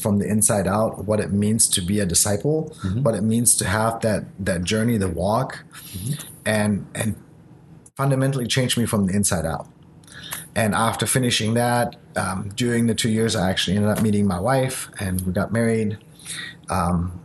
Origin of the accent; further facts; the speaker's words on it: Germany; English is a second language; moved away; also born or lived in Japan; I was born in Japan. I grew up in Germany. So English is essentially my third language